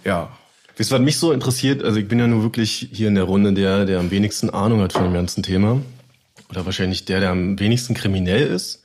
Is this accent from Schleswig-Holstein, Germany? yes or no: no; Berlin, Germany; moved away